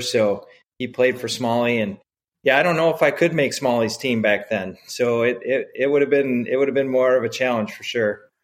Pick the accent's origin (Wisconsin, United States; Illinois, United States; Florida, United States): Wisconsin, United States; Edgerton; when I was a kid growing up in Wisconsin